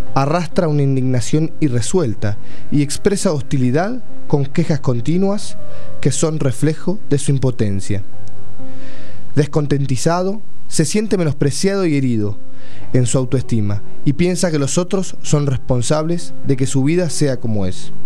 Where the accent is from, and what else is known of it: Argentina